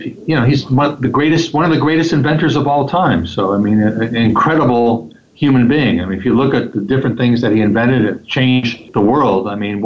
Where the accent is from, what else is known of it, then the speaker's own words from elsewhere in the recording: Los Angeles, California, United States; I am from Los Angeles, California. I have lived here my entire life.